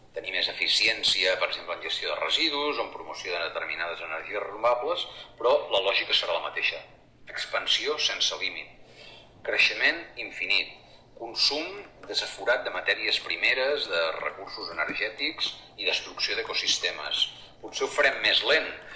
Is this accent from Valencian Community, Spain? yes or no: no; Girona, Catalonia, Spain; jo que sóc de Girona